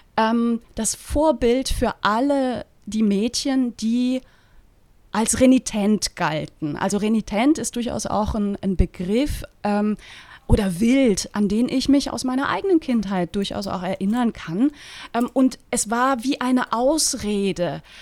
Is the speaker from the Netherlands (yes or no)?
no; Eastern Switzerland, Switzerland; ich komme aus der Ostschweiz gebürtig